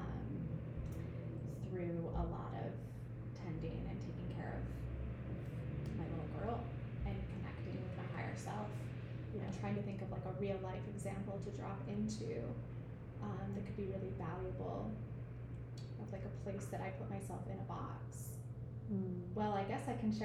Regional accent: Iowa, United States; moved away as an adult; now in Nosara, Costa Rica; I'm from Iowa

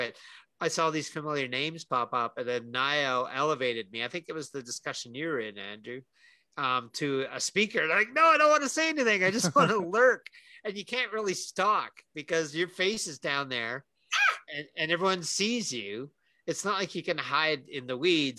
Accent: Canada; We're both Canadian

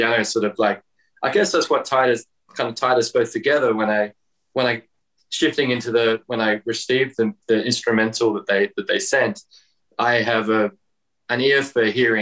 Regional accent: Darwin, Northern Territory, Australia; moved away as an adult; now in near Sydney, Australia; I'm actually born and raised in a really remote part of Australia up in the Northern Territory of Australia

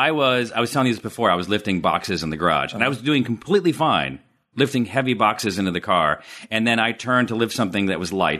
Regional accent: Syracuse, New York, United States; I am from Syracuse.

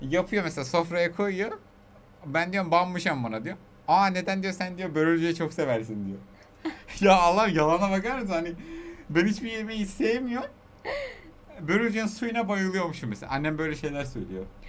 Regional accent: Aegean Region, Turkey; also born or lived in Tokat; biz Egeliyiz, tamam mı? Yedi göbek Selanik'e

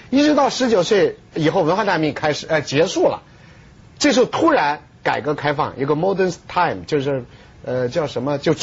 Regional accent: China; 我们中国人没这个条件，中国人一直不是一夫

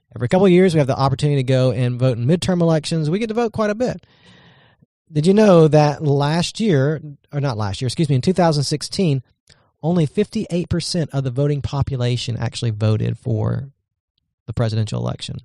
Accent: United States; as an American citizen

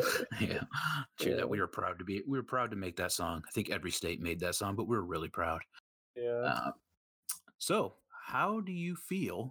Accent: Minnesota, United States; I was born and raised in Minnesota

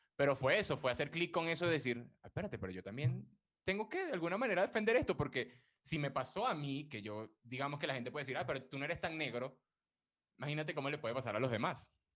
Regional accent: Venezuela; moved away; me di cuenta de que era negro, por decirlo de alguna manera, o que tenía esas raíces, por aquí, cuando migré, porque en Venezuela, nada, nunca, cero

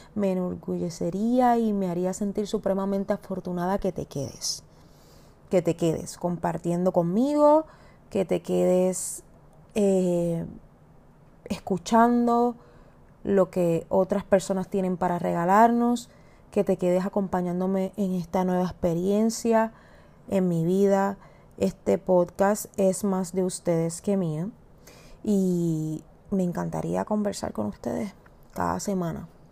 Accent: Puerto Rico; soy puertorriqueña

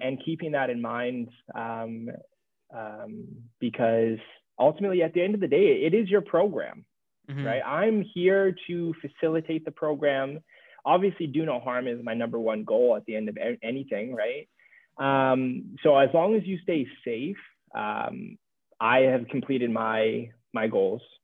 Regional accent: Jamaica; I'm Jamaican

